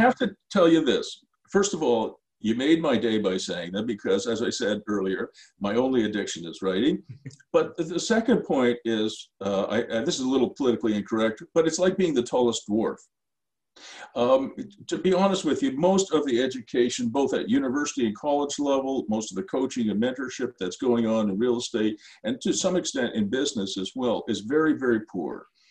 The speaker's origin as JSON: {"language": "English", "town": "Ottawa", "region": "Ontario", "country": "Canada", "tie": "born or raised there", "said": "in my hometown, which is Ottawa"}